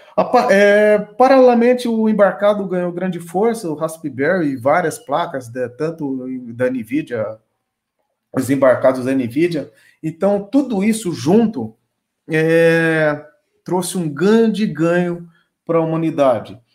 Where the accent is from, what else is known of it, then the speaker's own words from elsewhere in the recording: Brazil; eu tenho orgulho como brasileiro